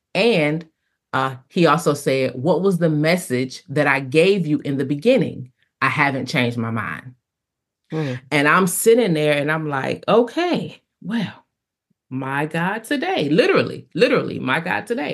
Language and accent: English; Detroit, Michigan, United States; now in Talladega, United States; So I am originally from Detroit, Michigan. I have been in Talladega, Alabama.